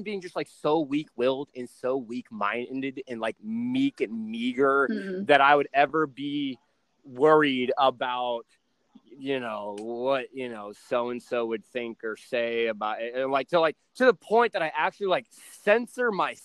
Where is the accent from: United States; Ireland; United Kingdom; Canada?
United States; Texas; I'm from Texas